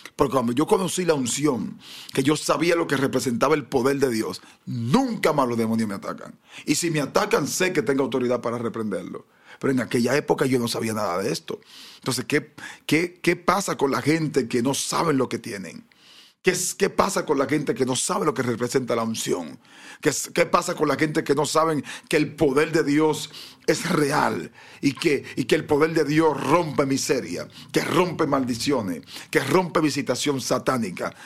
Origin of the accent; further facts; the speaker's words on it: Dominican Republic; nuestro país también es un país muy deportivo